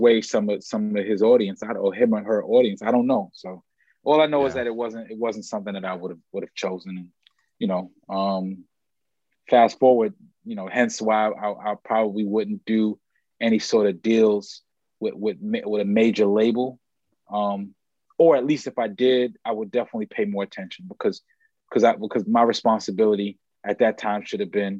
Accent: New York, United States; I grew up in New York, but if you like look behind my head, there's project buildings and, I went to school in the Polo Grounds

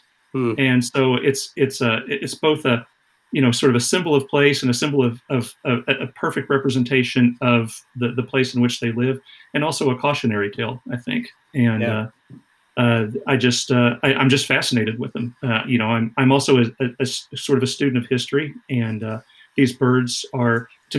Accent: Southern Plains, United States; now in Oklahoma, United States; I'm a prairie rat. I was born and raised on the Southern Plains. I live in Oklahoma

